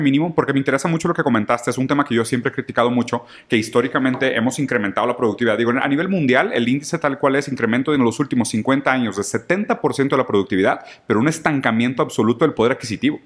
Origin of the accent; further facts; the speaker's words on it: Mexico; como mexicanos